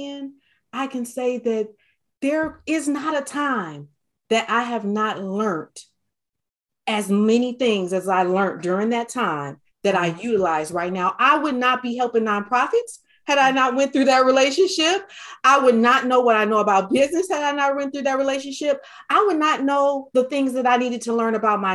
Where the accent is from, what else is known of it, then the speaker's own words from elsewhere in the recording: Detroit, Michigan, United States; I grew up in Detroit, Michigan